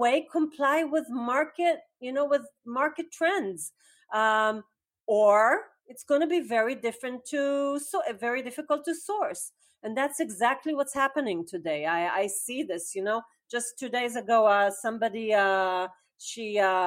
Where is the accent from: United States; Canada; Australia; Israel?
Israel; I'm from Israel.